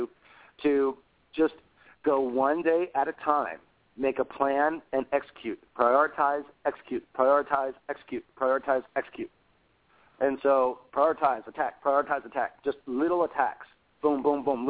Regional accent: United States; moved away; also born or lived in Elizabeth, New Jersey / Gettysburg, Pennsylvania; I grew up back east. I grew up in Pennsylvania and New Jersey.

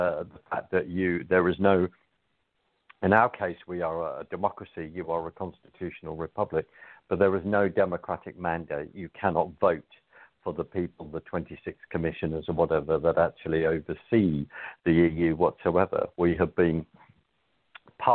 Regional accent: London, United Kingdom; accent: London; I don't have my Texas drawl. I have my London accent, temporarily

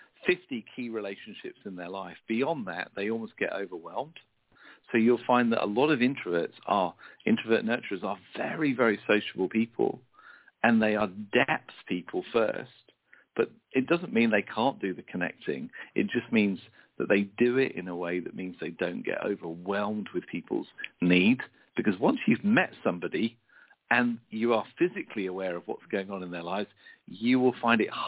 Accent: United Kingdom; being a Brit

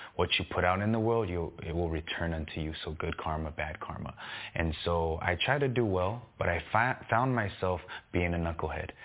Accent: San Gabriel Valley, California, United States; when I was younger, I grew up in the San Gabriel Valley.

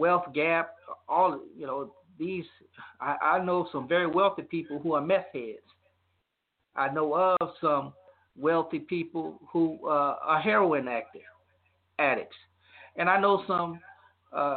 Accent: Louisiana, United States; My home state of Louisiana

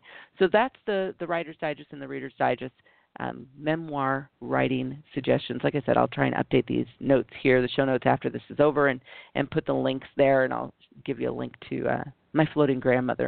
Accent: United States; being biracial and growing up in the United States

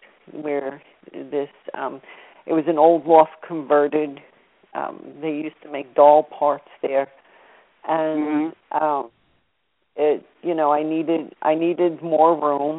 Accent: Louisiana, United States; we're from Louisiana

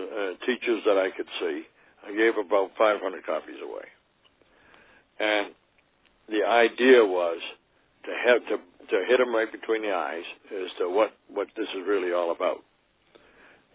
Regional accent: Massachusetts, United States; now in Vermont, United States; I grew up in Massachusetts, and I went to school right out near Sheffield, in Sheffield for 1 year at least

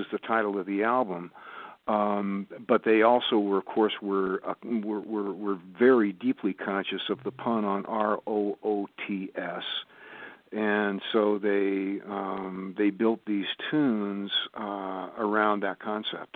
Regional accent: West Coast, United States; now in Olean, United States; I grew up on the West Coast

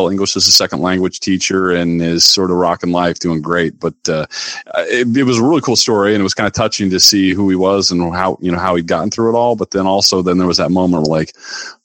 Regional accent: Sioux City, Iowa, United States; moved away; I grew up in Sioux City, Iowa

